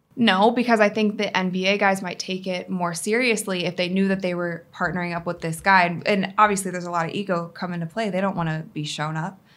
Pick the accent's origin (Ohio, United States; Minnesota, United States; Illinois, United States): Ohio, United States; Cleveland; We're in Cleveland right now. It's, it's my hometown.